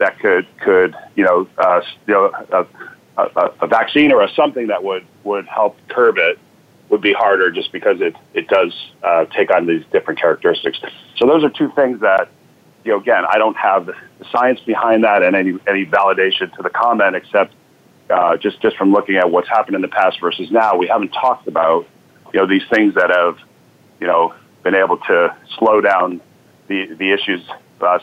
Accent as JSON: {"language": "English", "region": "Connecticut", "country": "United States", "tie": "born or raised there", "also_born_or_lived": "New Jersey / Syracuse, New York", "moved": "yes", "lives_now": "Boston, United States", "said": "So I was born in Boston, and 5 days later, moved down to Connecticut, where I grew up, then New Jersey"}